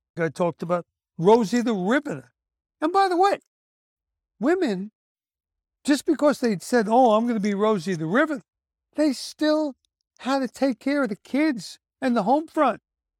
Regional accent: Brooklyn, New York, United States; I don't know what you'd call the neighborhoods I grew up in Brooklyn, but, you know, they weren't Jewish, that's for sure, man. Where I grew up was all Christian, mostly Catholic.

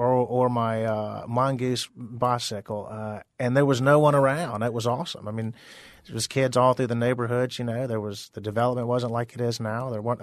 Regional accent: Deep South, United States; I mean, it just growing up in the Deep South, that's just part of the culture.

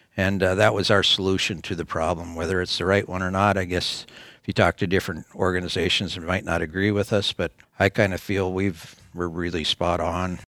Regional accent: North Dakota, United States; we're from North Dakota

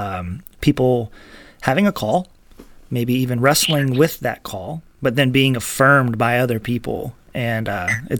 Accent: Arkansas, United States; moved away as an adult; now in North Platte, United States; in Arkansas, my home state

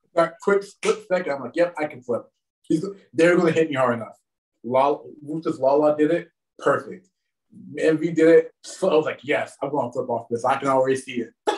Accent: Washington, Pennsylvania, United States; also born or lived in the South (US); I got back to my hometown. Well, I got into Washington, Pennsylvania

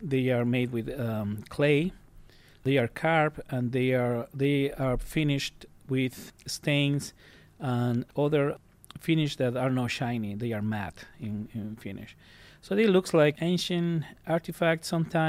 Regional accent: Cuenca, Azuay, Ecuador; moved away as an adult; now in United States; I am from a city that is known in my country as the Athens of Ecuador

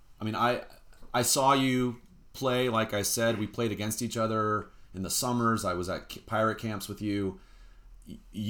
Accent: San Rafael, California, United States; I grew up in San Rafael

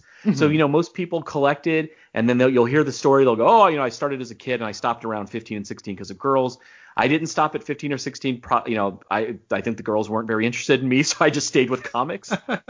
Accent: east of Los Angeles, California, United States; now in Arizona, United States; Like most people in Arizona, I was born in California. So I was born in east of LA. I was literally born right on the fault line.

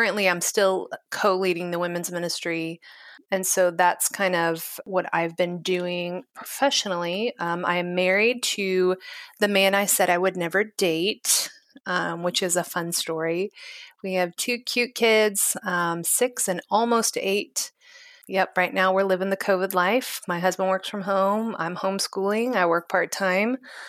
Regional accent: Kansas City, United States; So I have been born and raised in Kansas City.

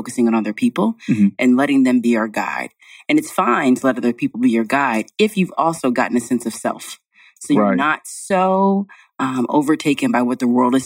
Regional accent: Denton, Texas, United States; I was born in Denton, Texas. So okay. North of Dallas.

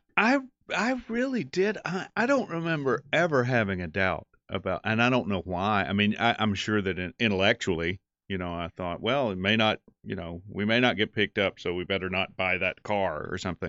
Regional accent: North Carolina, United States; also born or lived in New York; we're both from North Carolina

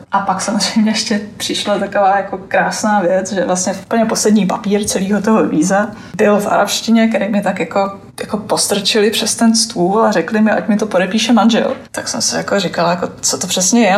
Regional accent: Czechia; now in Oman; odkud jsem, tak jsem říkal, že z Česka

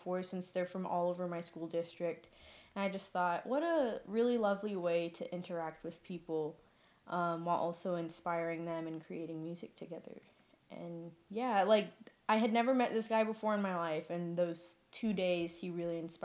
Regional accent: San Antonio, Texas, United States; moved away as an adult; now in Denton, United States; I'm from San Antonio

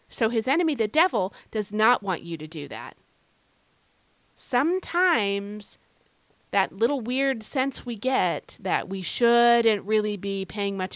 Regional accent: Ireland; I don't know if it's just because I'm like an Irish woman. I don't know. But anyway, today, uh, you know, Irish women, we mask things pretty well

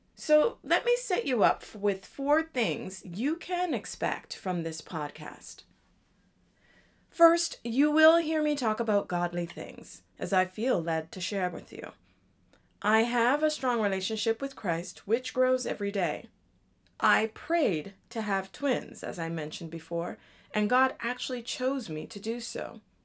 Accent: Toronto, Ontario, Canada; also born or lived in Jamaica (ancestry); now in Washington, D.C. area, United States; I'm also Jamaican, which means I am originally from Toronto, Canada, and I was raised in a Jamaican culture

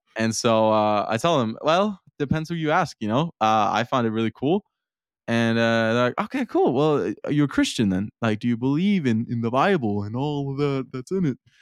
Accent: Denmark; also born or lived in Herning, Denmark; I'm from Denmark and I live in a small town called Herning.

